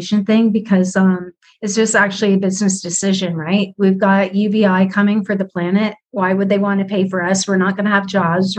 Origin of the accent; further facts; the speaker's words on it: Canada; even being Canadian